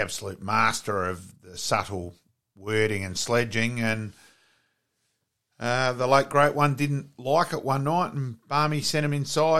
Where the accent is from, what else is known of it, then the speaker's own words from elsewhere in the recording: Australia; as an Australian